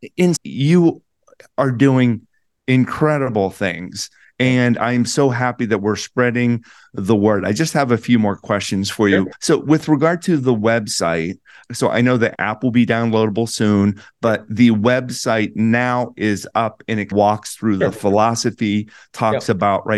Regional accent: Plum, Pennsylvania, United States; my hometown outside of Pittsburgh in Plum, Pennsylvania

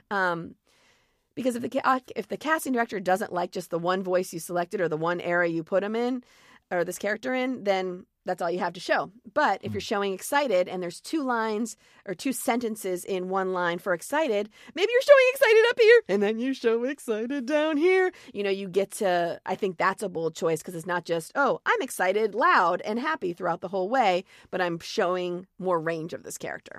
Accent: Columbia, Maryland, United States; moved away as an adult; also born or lived in Syracuse, New York; now in Los Angeles, United States; grew up there in a town called Columbia, Maryland, which is halfway between Baltimore and D.C.

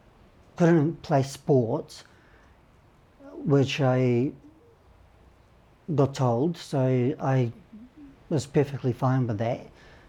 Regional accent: Russia; I realised as a kid, growing up in Russia, that there was something not right with me, with my health.

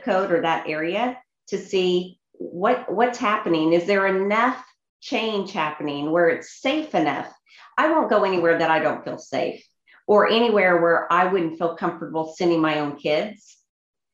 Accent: Kansas City, United States; Kansas City, which is my hometown

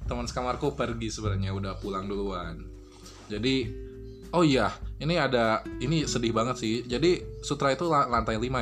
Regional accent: Bandung, West Java, Indonesia; kalau di rumah ya aku kan orang Bandung ya sebenarnya tinggal pulang-pulang aja sih

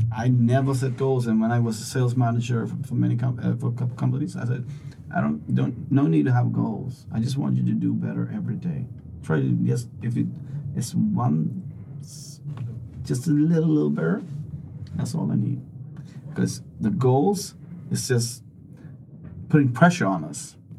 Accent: Sweden; I'm from Sweden

